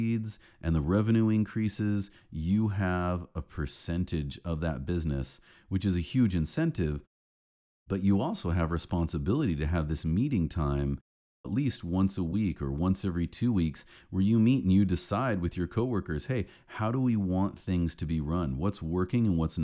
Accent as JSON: {"language": "English", "country": "United States", "said": "as an American."}